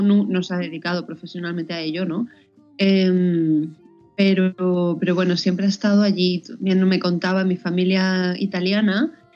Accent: Madrid, Community of Madrid, Spain; moved away as an adult; also born or lived in Boston; now in Valencia, Spain; yo soy de Madrid, pero ya llevo cinco años eh, viviendo fuera

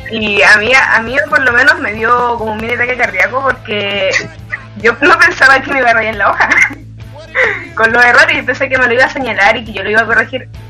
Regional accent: Antofagasta, Chile; soy de Antofagasta

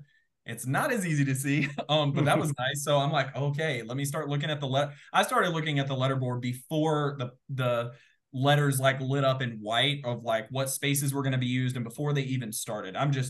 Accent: the South, United States; growing up in the South, phrases are kind of a big deal.

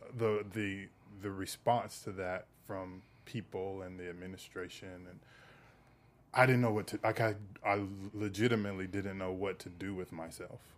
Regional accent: the South, United States; I come from the South.

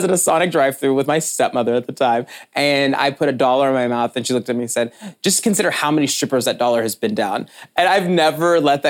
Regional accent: the South, United States; now in New York, United States; I grew up in the South

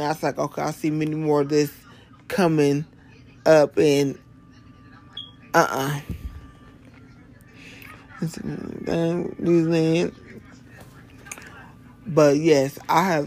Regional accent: Ohio, United States; moved away; When I moved back here to my home state of Ohio

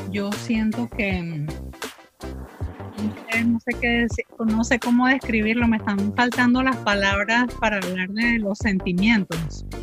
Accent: Portobelo, Colón, Panama; Bueno, yo los mandaría a mi tierra, a mi tierra del corazón, que es Portobelo. Portobelo y la provincia de Colón

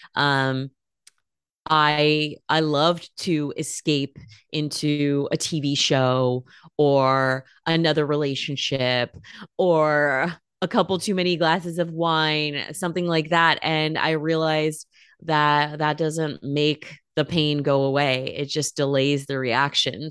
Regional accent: California, United States; moved away as an adult; also born or lived in Bay Area / Los Angeles; now in Portland, United States; I was born in California. I'm a West Coast girl

